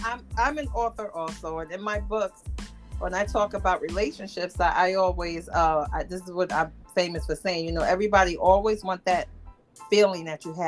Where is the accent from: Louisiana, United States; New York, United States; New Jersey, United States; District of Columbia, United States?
New York, United States; I'm a New Yorker.